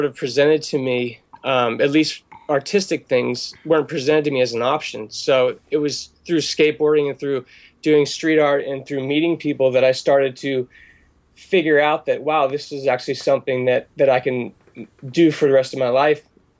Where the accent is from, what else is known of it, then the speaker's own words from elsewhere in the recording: Pittsburgh, Pennsylvania, United States; born there; also born or lived in Philadelphia area / Maryland / Delaware / California; But yeah, I was born in Pittsburgh, and I've sort of floated around my whole life. I lived mainly in the Northeast, like the Philadelphia area, Maryland, Delaware, Eastern Pennsylvania.